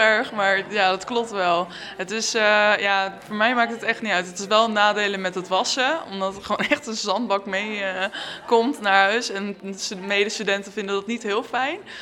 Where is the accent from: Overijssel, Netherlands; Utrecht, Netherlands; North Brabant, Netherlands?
Utrecht, Netherlands; Amersfoort; ik kom zelf uit Amersfoort en ehm, de rugbyclub Eemland die was bij mij in de buurt